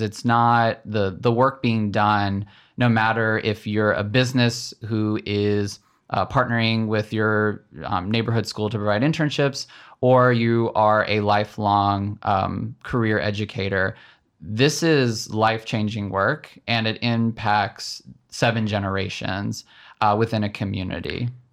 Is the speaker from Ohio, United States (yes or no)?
no; just south of Nashville, Tennessee, United States; my dad raised my brother and I, um, just south of Nashville, Tennessee